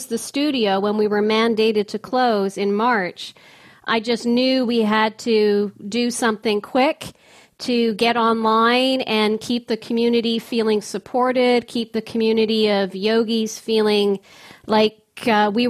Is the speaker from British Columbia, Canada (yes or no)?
yes; Victoria, British Columbia, Canada; now in Ottawa, Canada; My hometown, too. We're both from the West Coast.